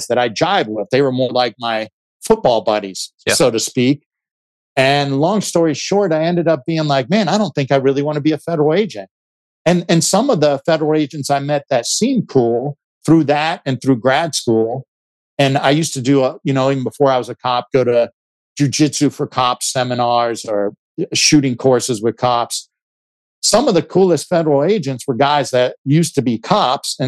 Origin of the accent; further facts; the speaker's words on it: United States; grew up in Ohio, Pennsylvania